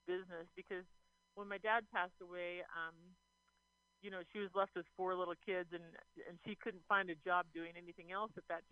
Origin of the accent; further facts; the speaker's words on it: Eastern Washington, United States; we're from Eastern Washington